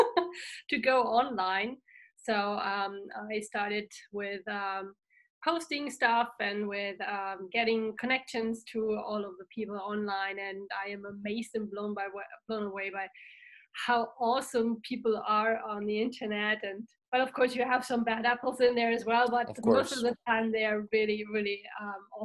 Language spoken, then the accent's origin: English; Germany; first language German; English is a second language; I'm from Germany